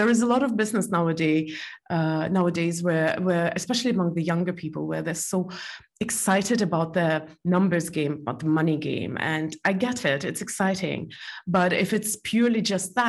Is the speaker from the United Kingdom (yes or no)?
no; Estonia; also born or lived in Belarus; I'm originally from Estonia, but I was born in Belarus